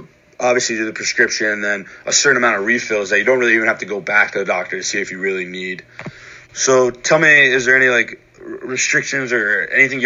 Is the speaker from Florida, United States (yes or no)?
no; Pennsylvania, United States; where I'm from, and I'm from Pennsylvania